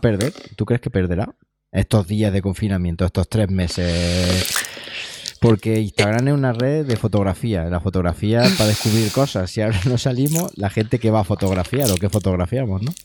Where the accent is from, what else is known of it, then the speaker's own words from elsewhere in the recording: Siles, Andalusia, Spain; yo soy, de Siles, que es un pueblo de unos dos mil y pico habitantes del norte de Jaén